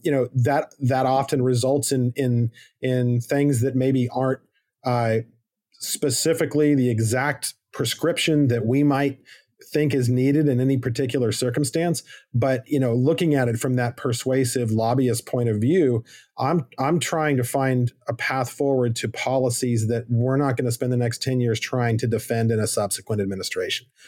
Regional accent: Arizona, United States; moved away; I'm from Arizona originally, I'm fifth generation

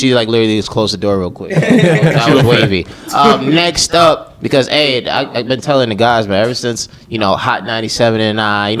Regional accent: Brooklyn, New York, United States; Yo, who said I'm from Westchester? I'm from Brooklyn.

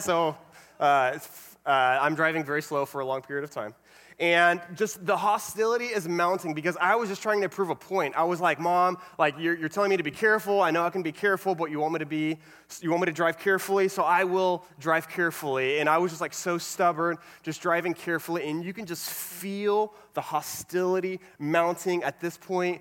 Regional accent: Alvin, Texas, United States; moved away as an adult; now in Florida, United States; I grew up in a small town called Alvin, which is a little south of Houston

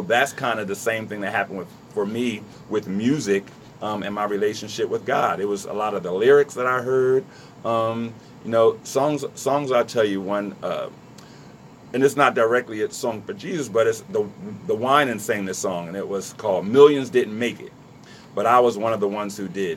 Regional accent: Trenton, New Jersey, United States; I grew up in Trenton.

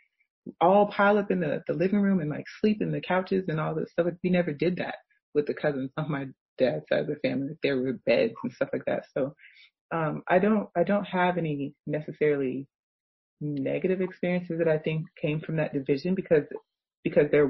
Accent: United States; I'm African American

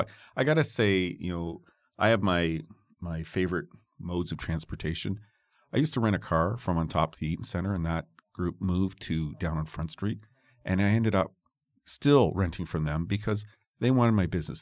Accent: Toronto, Ontario, Canada; I'm from Toronto

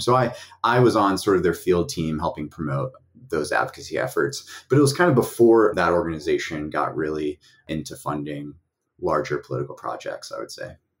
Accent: East Tennessee, United States; I was raised in a conservative family in East Tennessee

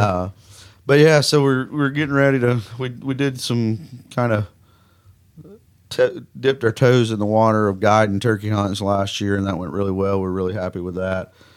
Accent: Mississippi, United States; accent: Southern; moved away as an adult; now in Kansas, United States; I grew up in Mississippi

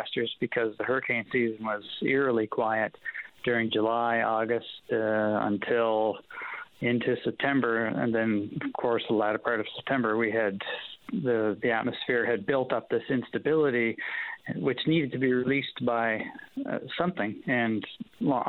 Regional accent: Halifax, Nova Scotia, Canada; my hometown around Halifax

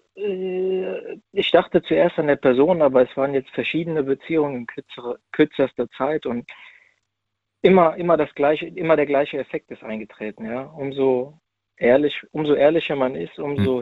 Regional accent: near Frankfurt, Hesse, Germany; ich bin aus der Nähe Frankfurt

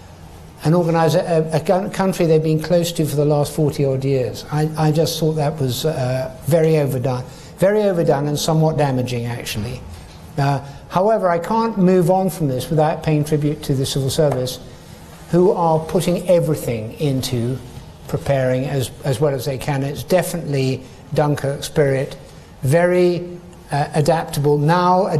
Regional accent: Scotland, United Kingdom; I'm a Scottish Chartered Accountant

